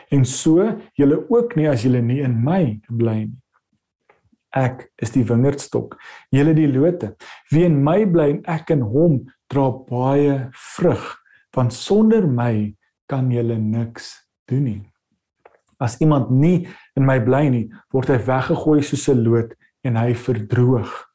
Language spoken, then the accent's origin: Afrikaans; South Africa; ons sit as Suid-Afrikaners